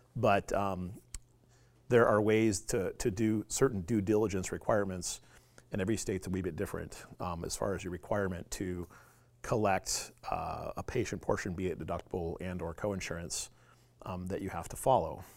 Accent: Clearwater, Tampa, Saint Petersburg, Florida, United States; now in Alaska, United States; I'm actually originally from Florida

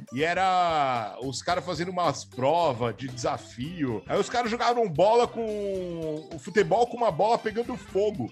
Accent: Guarulhos, São Paulo, Brazil; essa foi a minha infância aqui no, em Guarulhos

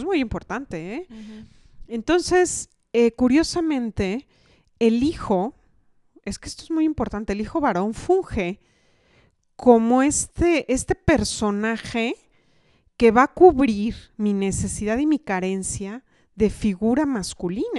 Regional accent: Mexico

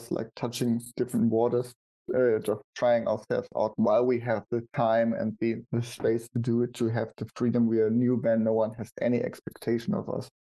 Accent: Germany; we Germans

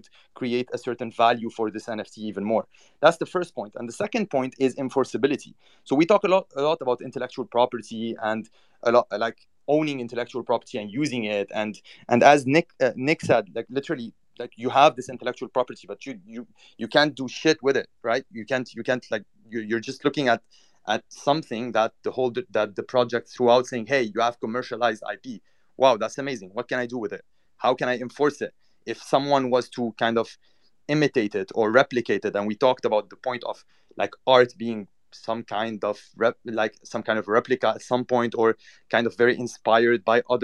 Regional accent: Cyprus; now in New York, United States; I was born in Cyprus

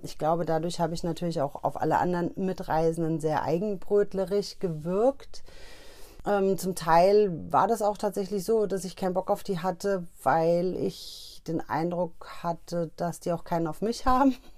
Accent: Hesse, Germany; Ich komme ja aus Hessen

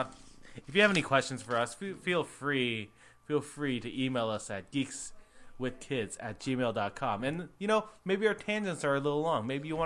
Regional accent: Canada; because we're Canadian.

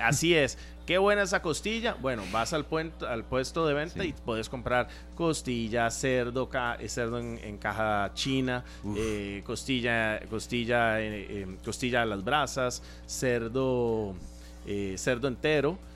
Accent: Costa Rica; como ticos

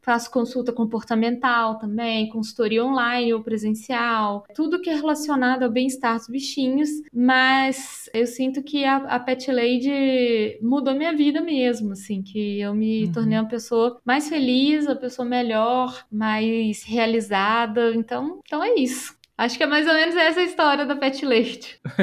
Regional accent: Belo Horizonte, Minas Gerais, Brazil; Eu sou de Belo Horizonte e tenho 34 anos

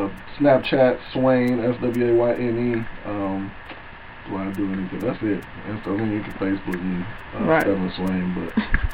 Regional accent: St. Louis, Missouri, United States; moved away as an adult; also born or lived in Alabama; now in Louisville, United States; Well, I just moved to Louisville a couple of years ago, and I'm from St. Louis, and went to school in Alabama.

